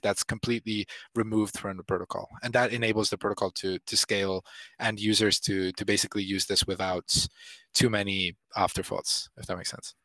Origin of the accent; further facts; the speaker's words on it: Italy; I come from country, I'm I'm from Italy